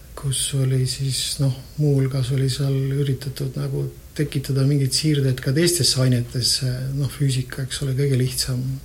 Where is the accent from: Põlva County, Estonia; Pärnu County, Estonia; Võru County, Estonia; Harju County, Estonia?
Harju County, Estonia; Tallinn; also born or lived in Tartu; mina olen Tallinnast